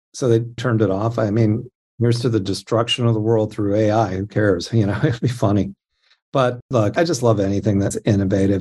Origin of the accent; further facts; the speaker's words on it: Anaheim, California, United States; I grew up in Anaheim